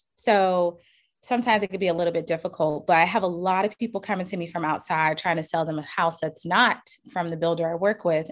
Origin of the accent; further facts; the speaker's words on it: Charleston, South Carolina, United States; I'm from Charleston, South Carolina